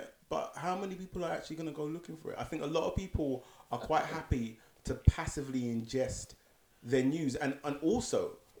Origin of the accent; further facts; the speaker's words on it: United Kingdom; This is written in law, but you know, we're the British.